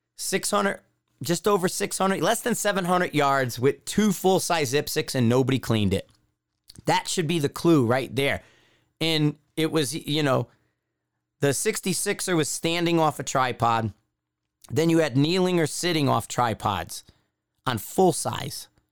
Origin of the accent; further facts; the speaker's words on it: East Coast, United States; from the East Coast